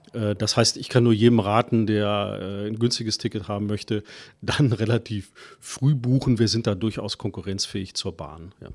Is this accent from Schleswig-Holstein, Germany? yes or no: no; Cologne, North Rhine-Westphalia, Germany; ich bin geboren in Köln